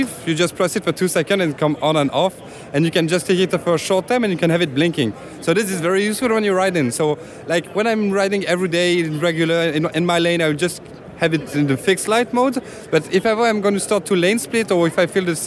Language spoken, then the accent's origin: English; France; now in Los Angeles, United States; I grew up in France